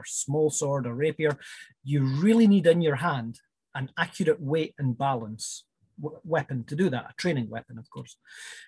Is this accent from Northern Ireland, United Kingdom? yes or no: no; West Highlands, Scotland, United Kingdom; moved away; also born or lived in Edinburgh; I'm originally from the West Highlands, and first came to Edinburgh in 1992